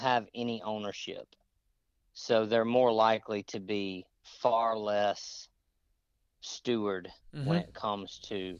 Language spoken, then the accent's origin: English; Mississippi, United States; moved away; I grew up in Mississippi